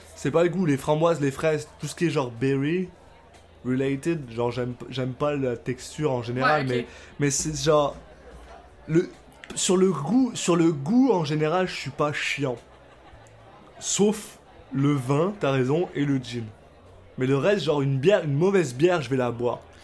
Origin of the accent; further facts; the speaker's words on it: France; moved away as an adult; now in Canada; je suis français, je viens de France